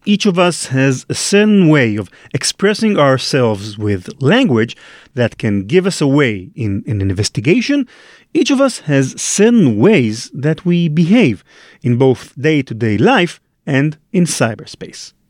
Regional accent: Israel; English is a second language; trying to pass as an American instead of an Israeli, which is the real case.

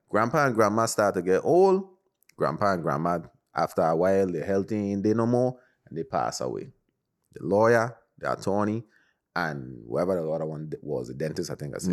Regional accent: U.S. Virgin Islands; we're from the Caribbean, Virgin Islands to be exact.

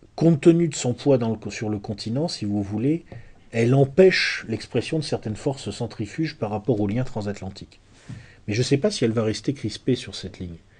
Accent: France; chez nous en France

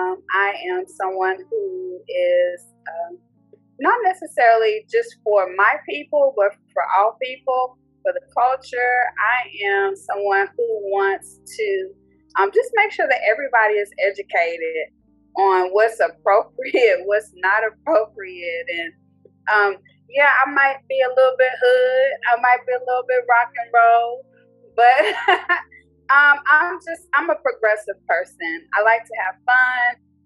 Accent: Texas, United States; also born or lived in Frankfurt, Germany / Georgia / Louisiana; I'm an Army brat. So I was born in Frankfurt, West Germany. So I lived in Germany for a while, lived in Georgia, went to Louisiana, and then came to Texas. And I've been in Texas ever since I was probably in the second or third grade.

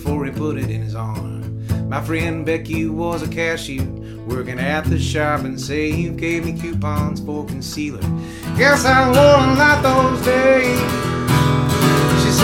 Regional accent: the South, United States; born or raised there

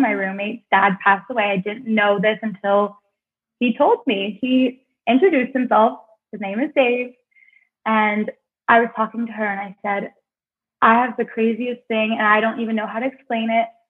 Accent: Cornwall, Ontario, Canada; moved away as an adult; to get out of Cornwall, my hometown.

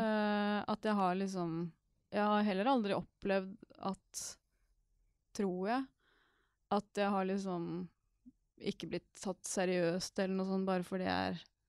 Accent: Norway; jeg er nordmann

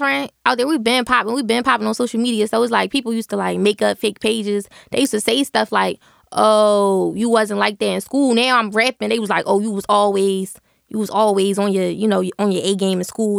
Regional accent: Philadelphia, Pennsylvania, United States; I used to go to school in South Philly

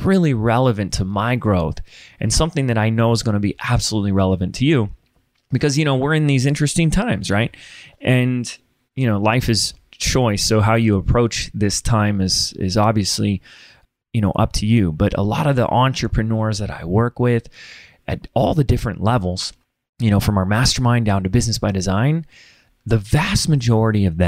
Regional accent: Laguna Beach, California, United States; also born or lived in Sedona, Arizona; my hometown is Laguna Beach, California

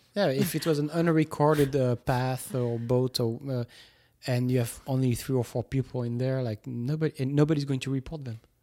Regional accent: Toulouse, Occitania, France; moved away; three hours from Toulouse, from my hometown

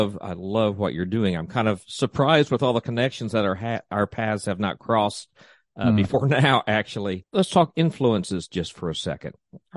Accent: Tennessee, United States; I decided I wanted to write an album of my years growing up in East Tennessee, where my dad worked in the coal mines and then went to work for the railroad.

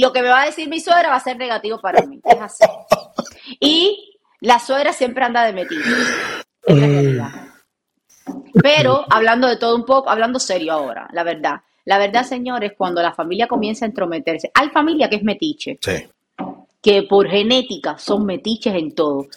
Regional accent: Cuba; moved away; Yo vengo de Cuba

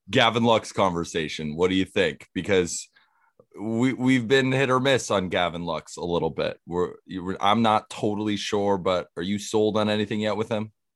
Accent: Santa Barbara, California, United States; Growing up in Santa Barbara

